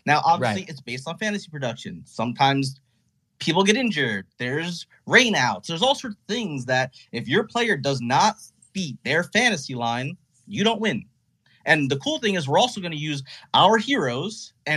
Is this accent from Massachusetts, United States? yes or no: no; New Jersey, United States; I'm from New Jersey.